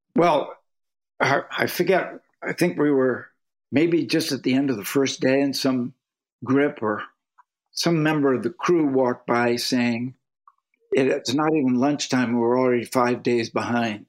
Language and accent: English; North Andover, Massachusetts, United States; also born or lived in Cambridge, Massachusetts; I grew up in a little town outside of Boston called North Andover, Massachusetts